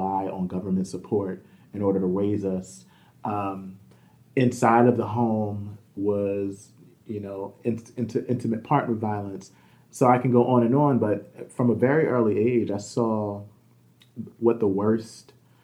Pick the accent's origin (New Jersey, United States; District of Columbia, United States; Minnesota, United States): New Jersey, United States; Camden; I grew up in Camden, New Jersey.